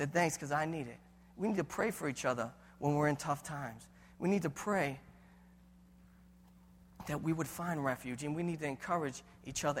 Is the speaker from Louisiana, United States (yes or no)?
no; Boston, Massachusetts, United States; I have an Italian heritage. We don't talk about what we go through. We're from Boston